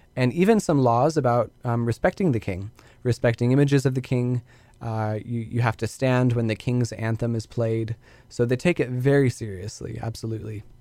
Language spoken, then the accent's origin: English; Spokane, Washington, United States; growing up in Spokane, going here to Whitworth in Spokane